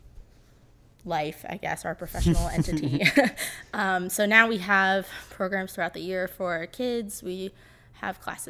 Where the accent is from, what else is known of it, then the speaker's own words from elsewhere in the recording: Herndon, Virginia, United States; I grew up in Herndon